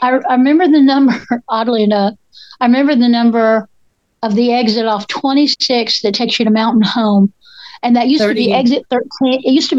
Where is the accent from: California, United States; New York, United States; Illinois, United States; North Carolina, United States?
North Carolina, United States; Candler; I always say Inca Candler. I'm from Inca Candler.